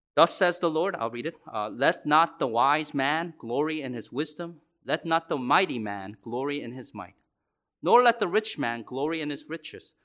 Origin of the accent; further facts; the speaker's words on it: Laurel, United States; my broken home growing up in Laurel